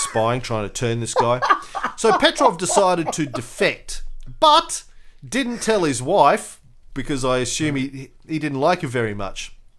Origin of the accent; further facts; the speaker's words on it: Brisbane, Queensland, Australia; here in my hometown of Brisbane